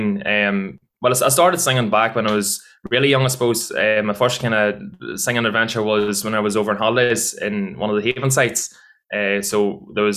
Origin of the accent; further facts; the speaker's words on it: Mayobridge, Northern Ireland, United Kingdom; I'm from a wee village called Mayo Bridge